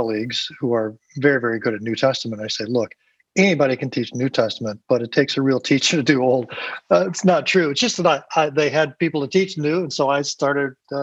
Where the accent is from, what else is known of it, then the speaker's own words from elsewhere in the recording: Indianapolis, Indiana, United States; I grew up on the east side of Indianapolis